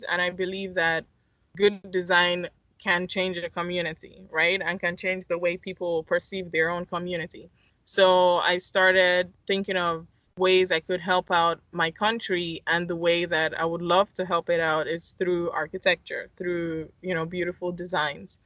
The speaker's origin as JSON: {"language": "English", "region": "Lagos", "country": "Nigeria", "tie": "born or raised there", "also_born_or_lived": "Miami", "moved": "as an adult", "said": "I'm originally from Lagos, Nigeria, I moved to Miami for school to study architecture"}